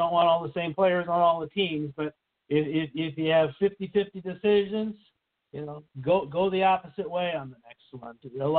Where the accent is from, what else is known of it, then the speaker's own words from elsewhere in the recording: Iowa, United States; Well, considering I am from Iowa, I'm closer to those Iowa boys.